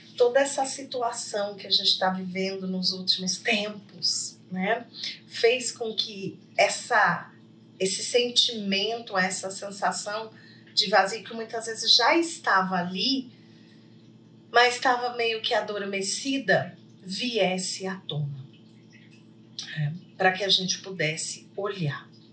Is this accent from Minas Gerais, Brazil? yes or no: yes; Poços de Caldas, Minas Gerais, Brazil; Poços de Caldas hoje, gente, que é a cidade que eu estou, né? A minha terra natal também